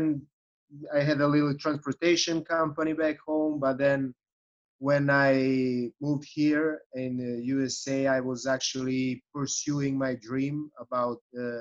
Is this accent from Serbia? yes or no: yes; Serbia; English is a second language; moved away as an adult; now in Chicago, United States; I'm originally from Serbia